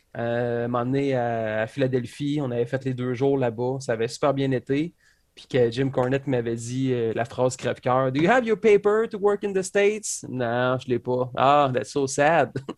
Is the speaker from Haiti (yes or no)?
no; Quebec, Canada; je viens de Québec, je suis un lutteur